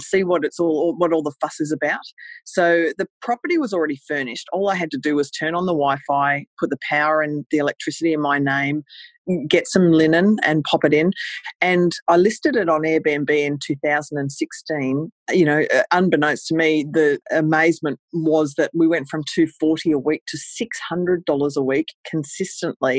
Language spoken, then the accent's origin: English; Australia; I'm from Australia, and I started in a place called Cairns, Queensland.